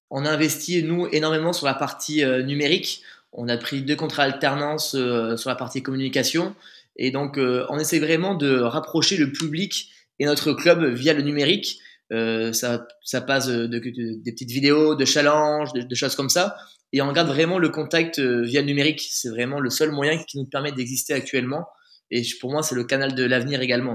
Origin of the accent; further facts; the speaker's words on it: Bergerac, Nouvelle-Aquitaine, France; also born or lived in Périgueux / Bordeaux; Je suis né à Bergerac, j'ai grandi à Bergerac